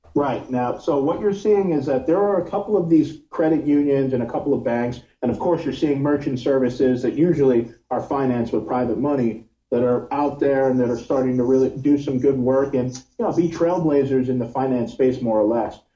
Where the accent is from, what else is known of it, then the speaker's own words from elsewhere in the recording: New York, United States; now in Miami, United States; I'm from New York, but I live in Miami